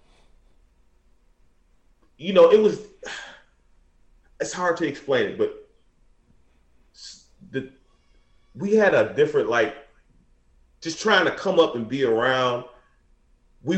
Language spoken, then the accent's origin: English; Detroit, Michigan, United States; now in California, United States; we grew up in Detroit, in the hood